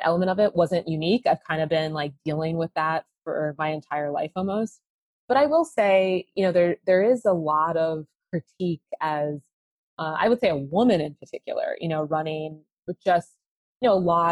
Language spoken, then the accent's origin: English; Columbus, Ohio, United States; also born or lived in Washington; growing up in Columbus